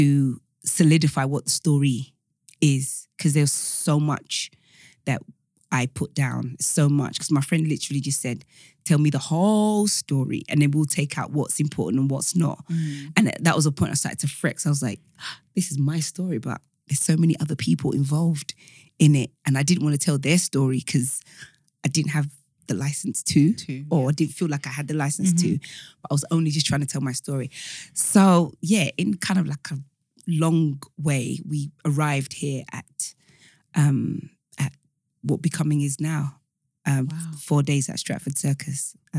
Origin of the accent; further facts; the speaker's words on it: Nigeria; now in United Kingdom; The African story is so broad, because I'm Nigerian.